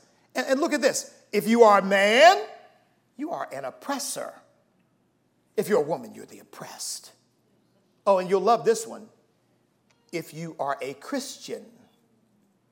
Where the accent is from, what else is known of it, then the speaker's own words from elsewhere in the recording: United States; I am an American.